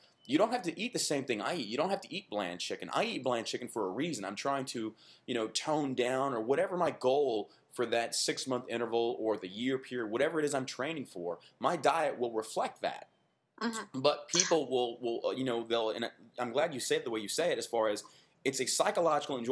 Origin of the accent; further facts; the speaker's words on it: Texas, United States; being born and raised in Texas, we were raised on what they call Tex-Mex